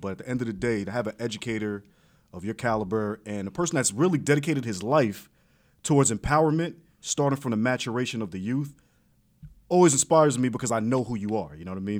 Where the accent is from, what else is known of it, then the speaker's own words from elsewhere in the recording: New York, United States; I'm from New York.